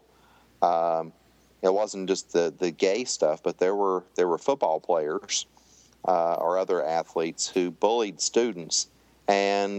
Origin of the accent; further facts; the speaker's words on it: Tennessee, United States; I grew up in Tennessee